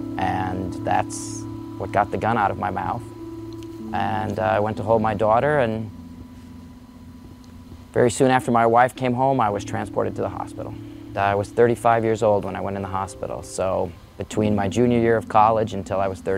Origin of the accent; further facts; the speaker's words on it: Brooklyn Park, Minnesota, United States; I grew up in Brooklyn Park.